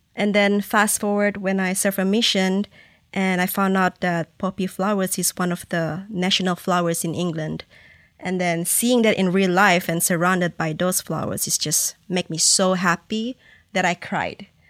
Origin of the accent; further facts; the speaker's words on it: Malaysia; moved away; I born and raised in that culture